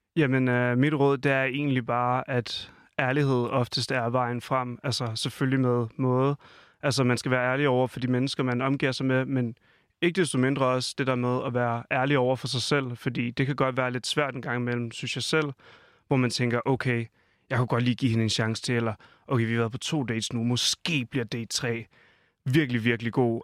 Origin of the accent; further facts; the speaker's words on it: Falster, Zealand, Denmark; moved away; hjemme på Falster, hvor jeg kommer fra